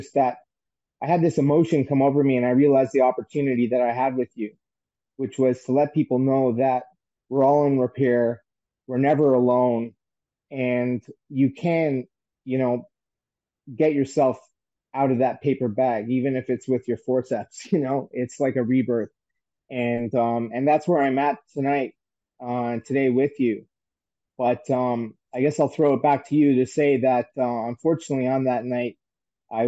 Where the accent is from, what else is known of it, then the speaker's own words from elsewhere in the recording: St. John's, Newfoundland and Labrador, Canada; moved away; establishments that are on Water Street in St. John's, where I had worked in my hometown